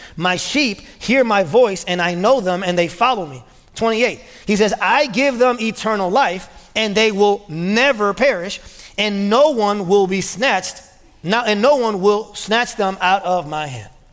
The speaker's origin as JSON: {"language": "English", "country": "United States", "said": "being American"}